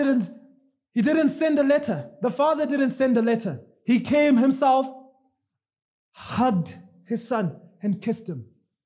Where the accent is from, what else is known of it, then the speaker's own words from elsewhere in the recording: Zimbabwe; moved away; I'm from Zimbabwe